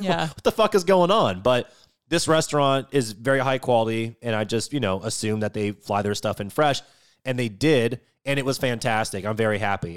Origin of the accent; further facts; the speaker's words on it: Washington, United States; moved away; I grew up in Washington State, and growing up, we ate a lot of halibut and a lot of salmon